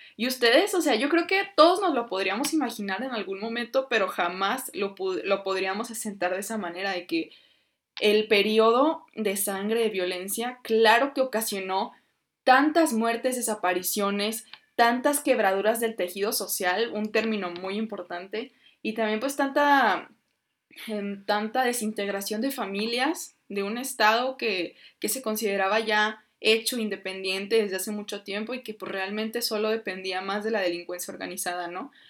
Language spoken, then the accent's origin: Spanish; Mexico; nosotros somos mexicanos